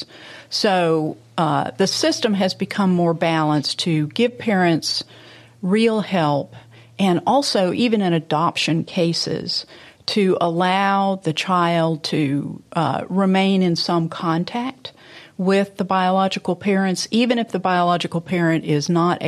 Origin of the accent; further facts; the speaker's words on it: Memphis, Tennessee, United States; playing with my friends in Memphis. At that time was a lovely place to grow up